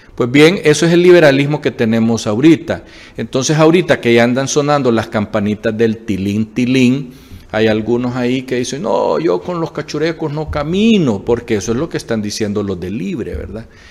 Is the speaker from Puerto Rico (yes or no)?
no; Honduras; somos el pueblo hondureño